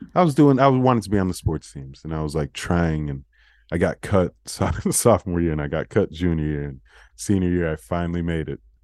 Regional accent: United States; we were American

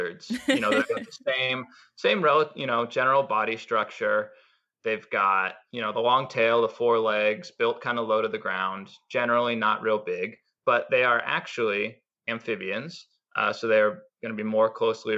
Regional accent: Bellingham, Washington, United States; I moved back to my hometown, which is Bellingham, Washington

